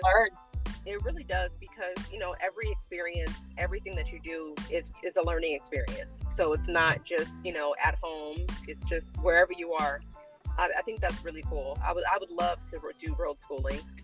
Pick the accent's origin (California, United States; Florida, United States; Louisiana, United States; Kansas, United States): California, United States; moved away; also born or lived in Texas; we, we grew up in California